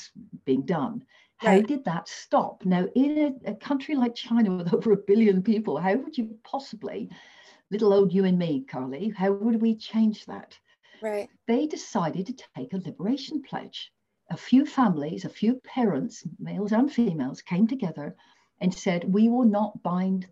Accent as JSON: {"language": "English", "region": "England", "country": "United Kingdom", "moved": "yes", "lives_now": "Australia", "said": "I come from England."}